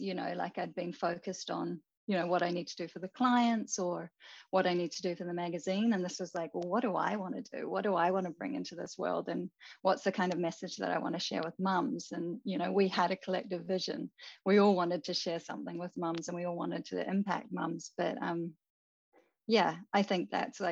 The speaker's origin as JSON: {"language": "English", "country": "New Zealand", "moved": "as an adult", "lives_now": "Japan", "said": "I am originally from New Zealand."}